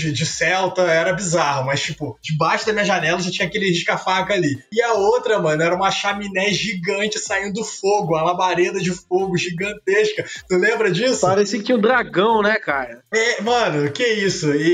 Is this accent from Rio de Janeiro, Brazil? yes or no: yes; Miguel Pereira, Rio de Janeiro, Brazil; also born or lived in Volta Redonda; Você já, já introduziu aí, cara, dizendo que eu sou de Miguel Pereira, né? Mas eu fiz a minha graduação em Volta Redonda.